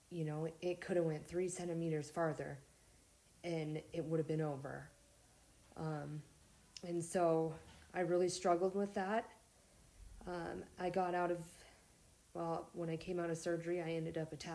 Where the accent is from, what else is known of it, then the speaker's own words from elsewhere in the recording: Montana, United States; I'm from Montana, born and raised.